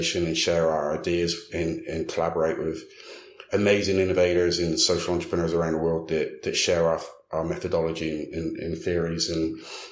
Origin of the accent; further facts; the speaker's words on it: United Kingdom; now in Dallas, United States; being a Brit as well